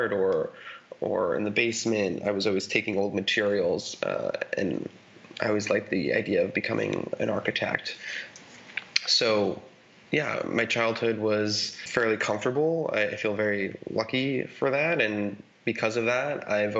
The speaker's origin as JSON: {"language": "English", "town": "Mount Vernon", "region": "New York", "country": "United States", "tie": "born or raised there", "said": "I grew up in Westchester, New York, in a town called Mount Vernon, which is basically the first suburb outside the city"}